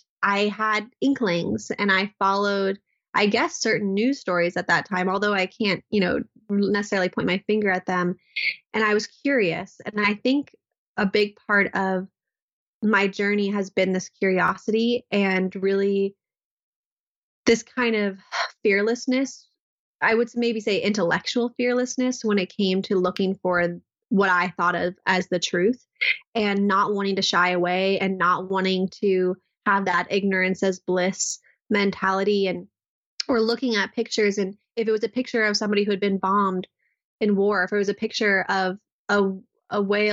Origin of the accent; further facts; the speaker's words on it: Southern California, United States; I grew up in Southern California in a place that really wasn't so much about nature connection